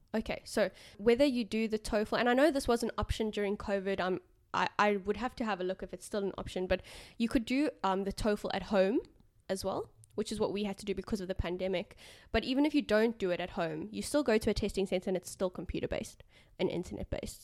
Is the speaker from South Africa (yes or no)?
yes; South Africa; first language English; now in Australia; coming from South Africa